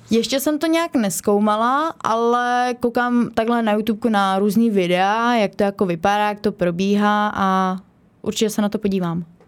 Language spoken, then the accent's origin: Czech; Kostelec nad Orlicí, Hradec Králové Region, Czechia; A trénu u nás v Kostelci na Torlicí